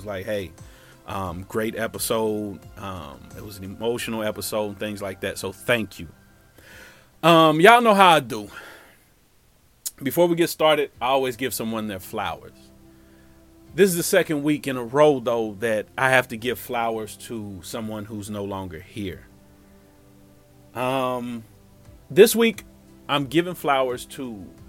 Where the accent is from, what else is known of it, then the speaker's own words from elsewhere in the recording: Cincinnati, Ohio, United States; moved away; also born or lived in Tampa, Florida; my hometown of Cincinnati